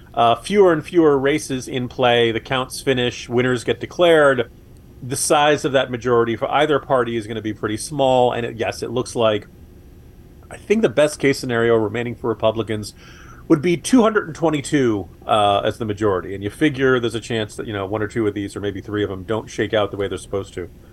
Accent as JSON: {"language": "English", "region": "New York area", "country": "United States", "tie": "born or raised there", "moved": "yes", "said": "I grew up in the New York area"}